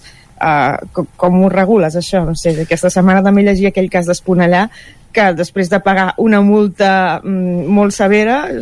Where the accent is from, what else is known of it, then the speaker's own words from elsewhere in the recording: Sant Feliu, Catalonia, Spain; quan érem petits aquí a Sant Feliu